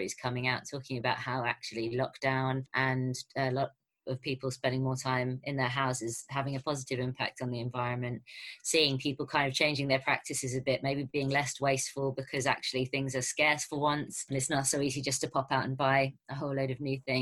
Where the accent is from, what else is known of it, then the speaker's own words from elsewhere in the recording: London, United Kingdom; a Londoner who lives in a tiny flat